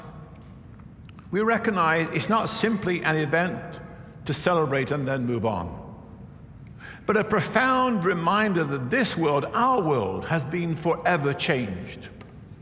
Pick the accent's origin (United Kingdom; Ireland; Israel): United Kingdom; England; moved away as an adult; also born or lived in Virginia; I grew up Baptist in England where we shout a little bit